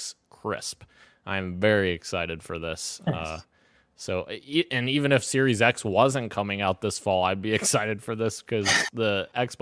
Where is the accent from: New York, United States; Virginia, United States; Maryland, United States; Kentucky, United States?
Kentucky, United States; my home state, Roro, Kentucky